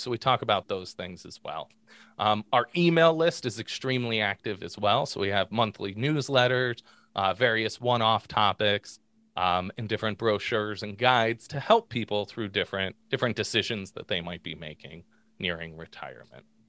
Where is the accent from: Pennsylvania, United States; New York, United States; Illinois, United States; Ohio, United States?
Pennsylvania, United States; Pittsburgh; now in Southwest Michigan, United States; growing up in Pittsburgh